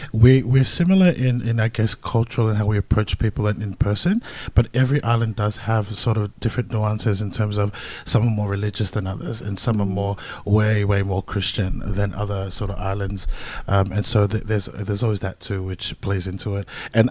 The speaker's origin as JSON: {"language": "English", "town": "Melbourne", "region": "Victoria", "country": "Australia", "said": "I mean, we're from Melbourne, so I mean, come on, we're like professional at this right now."}